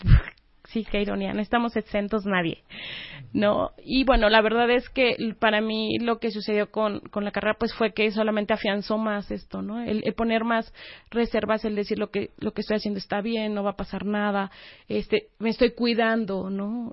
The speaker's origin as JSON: {"language": "Spanish", "region": "Oaxaca", "country": "Mexico", "also_born_or_lived": "Puebla", "moved": "as an adult", "said": "soy de Oaxaca"}